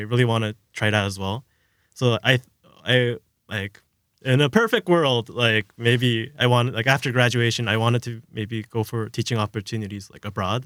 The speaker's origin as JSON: {"language": "English", "country": "South Korea", "moved": "yes", "said": "I'm from Korea, so I've had a background in Korean, kind of, like, just speaking with my parents"}